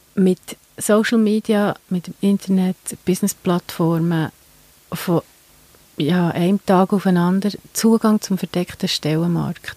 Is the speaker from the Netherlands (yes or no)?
no; Switzerland; bei uns in der Schweiz